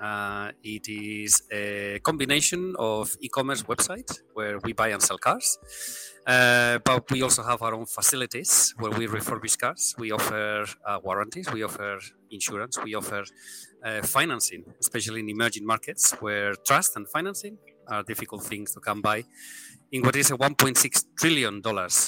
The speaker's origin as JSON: {"language": "English", "country": "Spain", "also_born_or_lived": "Hong Kong / Tokyo", "moved": "as an adult", "lives_now": "Singapore", "said": "I am originally from Spain"}